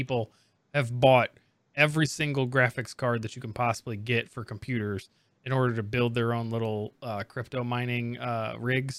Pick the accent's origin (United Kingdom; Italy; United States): United States; Indiana; I'm coming from Indiana, which is huge basketball